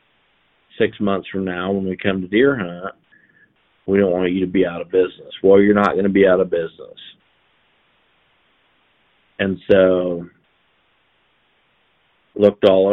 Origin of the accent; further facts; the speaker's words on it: Haven, Kansas, United States; also born or lived in Alden, Kansas; I was from Haven, Kansas